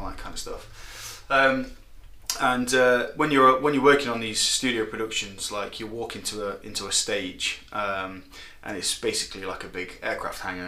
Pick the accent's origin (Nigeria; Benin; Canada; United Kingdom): United Kingdom; Nottingham, East Midlands; I'm from Nottingham, born and raised here